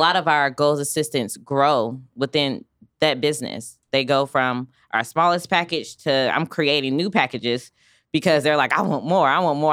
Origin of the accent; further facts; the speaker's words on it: Raleigh, North Carolina, United States; now in Wichita, United States; I come from North Carolina, Raleigh, North Carolina, where it's a major city